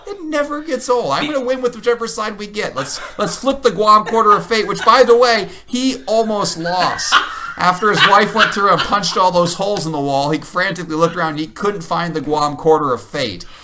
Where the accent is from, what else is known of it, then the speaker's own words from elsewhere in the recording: Illinois, United States; where I grew up in Illinois